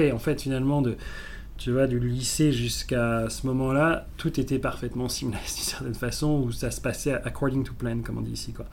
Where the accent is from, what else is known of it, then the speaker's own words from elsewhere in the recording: South Africa; j'ai grandi en Afrique du Sud dans, les années 90, qui correspondait en fait à la fin de l'apartheid, à la libération de Mandela